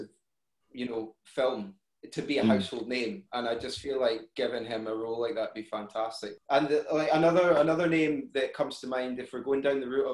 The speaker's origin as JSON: {"language": "English", "region": "Scotland", "country": "United Kingdom", "said": "we're Scottish"}